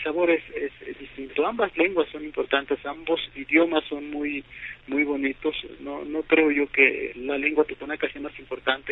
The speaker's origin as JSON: {"language": "Spanish", "town": "Huehuetla", "region": "Puebla", "country": "Mexico", "tie": "born or raised there", "first_language": "Totonac", "second_language": "Spanish", "said": "Huehuetla, donde yo viví, esto es en la Sierra Norte de Puebla"}